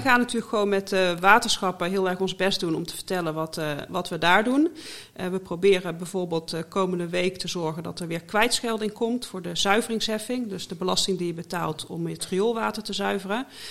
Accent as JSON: {"language": "Dutch", "region": "North Brabant", "country": "Netherlands", "tie": "born or raised there", "accent": "Brabants", "moved": "yes", "lives_now": "The Hague, Netherlands", "said": "Ik ben geboren en getogen Brabander"}